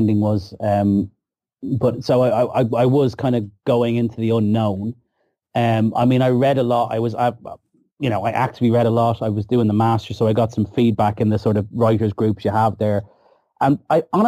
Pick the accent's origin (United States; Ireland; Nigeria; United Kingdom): Ireland; being Irish